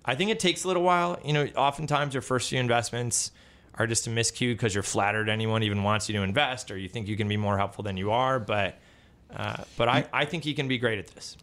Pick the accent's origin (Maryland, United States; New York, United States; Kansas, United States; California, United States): New York, United States; Buffalo; moved away; I grew up in Buffalo